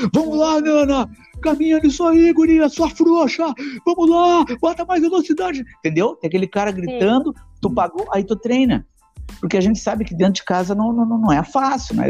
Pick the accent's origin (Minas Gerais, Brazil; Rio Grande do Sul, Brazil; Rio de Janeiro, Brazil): Rio Grande do Sul, Brazil; Porto Alegre; eu sou da zona, zona norte de Porto Alegre